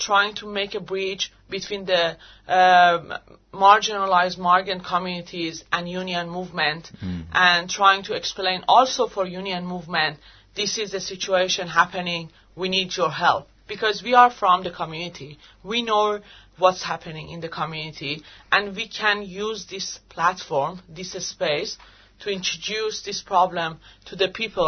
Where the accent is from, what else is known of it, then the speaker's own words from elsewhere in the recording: Iran; English is a second language; moved away as an adult; now in Australia; I'm from Iran